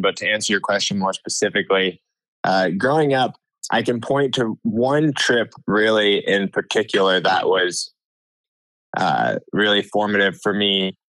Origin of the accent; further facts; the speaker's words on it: Ithaca, New York, United States; moved away as an adult; now in Santa Cruz, United States; I'm originally from Ithaca, New York, which is in the Finger Lakes region of upstate New York